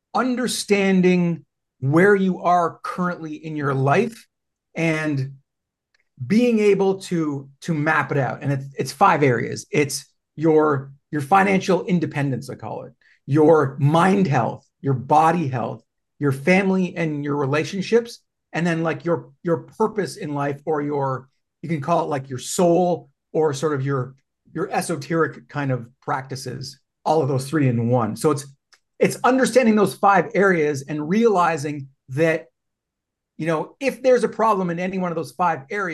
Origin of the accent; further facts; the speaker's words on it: Canada; I'm Canadian